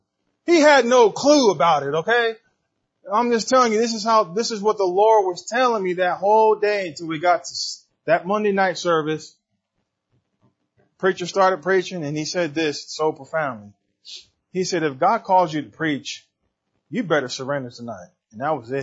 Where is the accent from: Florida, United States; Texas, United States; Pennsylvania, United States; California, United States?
California, United States; San Diego; I'm from San Diego